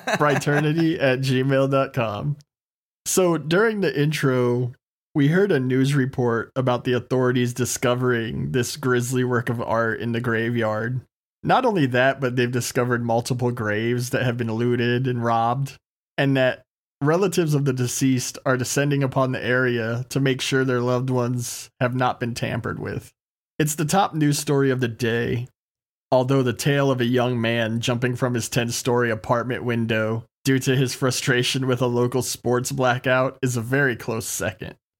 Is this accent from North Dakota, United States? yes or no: no; Texas, United States; being born and raised in Texas